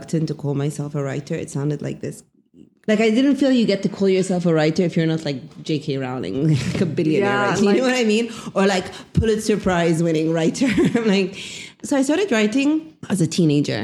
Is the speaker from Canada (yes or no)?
no; England, United Kingdom; moved away as an adult; now in Cairo, Egypt; born in England, grew up in England, graduated from England